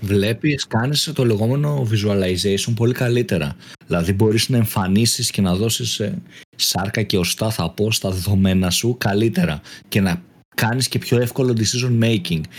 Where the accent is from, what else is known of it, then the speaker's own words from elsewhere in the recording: Eleochoria, Central Macedonia, Greece; στο χωριό μου, στα Ελοχώρια Χαλκιδικής